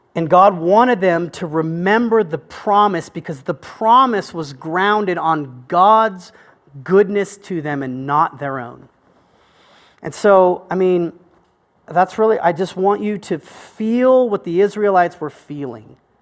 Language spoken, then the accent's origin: English; United States; I am an American